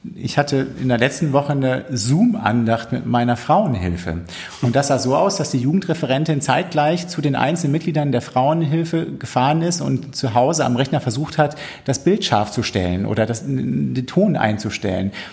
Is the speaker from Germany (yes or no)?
yes; Minden, North Rhine-Westphalia, Germany; moved away; Meine Heimatgemeinde in Minden